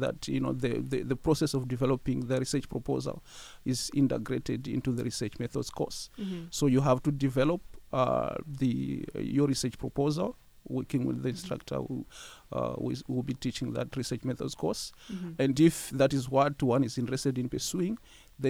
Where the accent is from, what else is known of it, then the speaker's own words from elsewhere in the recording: Zimbabwe; moved away as an adult; now in London, Canada; I am from Zimbabwe. I came to Western as an international student